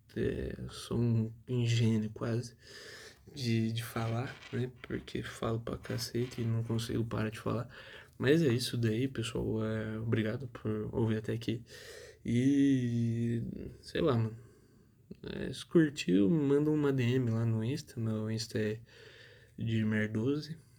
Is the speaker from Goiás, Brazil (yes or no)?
no; Tupã, São Paulo, Brazil; also born or lived in São José do Rio Preto; Eu, eu sou nascido em São José do Rio Preto, Hoje é um, uma coisa diferente, né? Porque hoje eu moro em Tupã, uma cidade